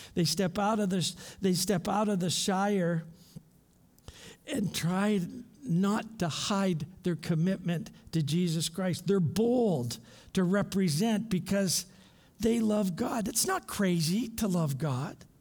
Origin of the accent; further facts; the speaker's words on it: London, Ontario, Canada; moved away as an adult; now in Thailand; I grew up in London, Ontario, the forest city